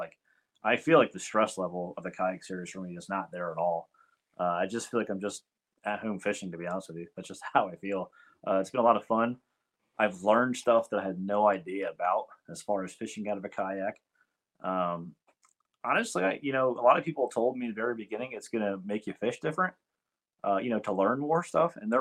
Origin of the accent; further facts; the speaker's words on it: Millville, New Jersey, United States; Where I grew up at here in Millville, there's a river called the Morris River.